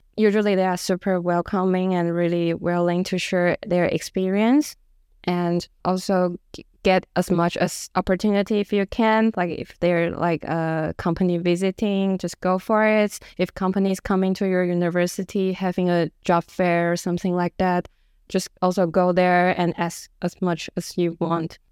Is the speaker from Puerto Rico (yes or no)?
no; Taiwan; moved away as an adult; now in Stockholm, Sweden; I'm from Taiwan